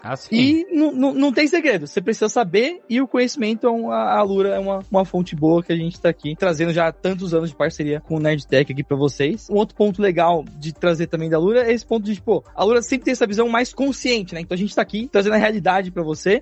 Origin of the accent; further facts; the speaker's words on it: São Paulo, Brazil; até a Zona Leste de São Paulo, que é de onde eu vim.